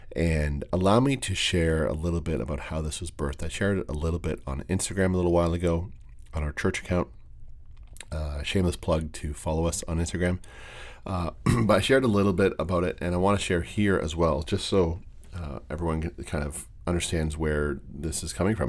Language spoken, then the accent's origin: English; Windsor, Ontario, Canada; moved away; Windsor It's a very soft spot for me. It's, uh, it's my hometown. It's where I was born, where I was raised